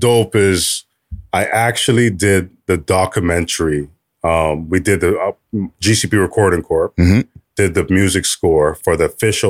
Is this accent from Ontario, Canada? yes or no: yes; Toronto, Ontario, Canada; when I grew up in Flemington Park in the 80s, 90s